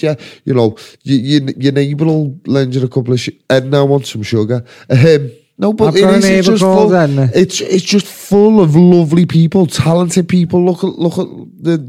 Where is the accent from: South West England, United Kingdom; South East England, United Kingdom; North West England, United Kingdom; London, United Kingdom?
North West England, United Kingdom; Liverpool; We are not English. We are not British. We are Scouse